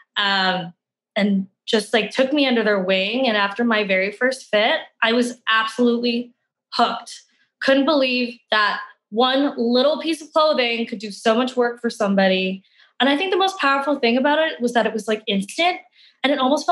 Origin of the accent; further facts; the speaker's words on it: Calgary, Alberta, Canada; Well, I am originally from Calgary. I'm one of those few like born and bred Calgarians. I've been here my whole life.